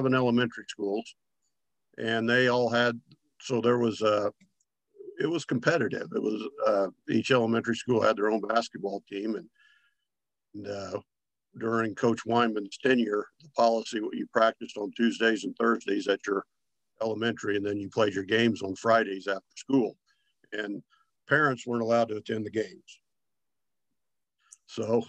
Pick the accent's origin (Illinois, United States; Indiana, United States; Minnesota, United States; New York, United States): Indiana, United States; Vincennes; growing up in Vincennes back in the day